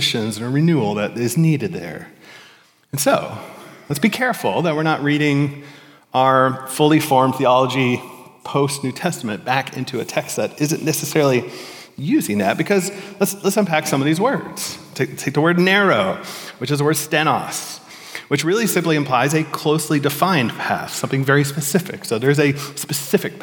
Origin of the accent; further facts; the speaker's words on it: Florida, United States; Growing up in Florida